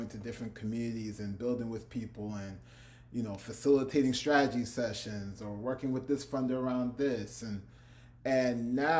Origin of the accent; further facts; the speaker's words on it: Newark, New Jersey, United States; people thought that I lived in Brooklyn, and I was like, nah, I'm from Jersey. I'm from Newark.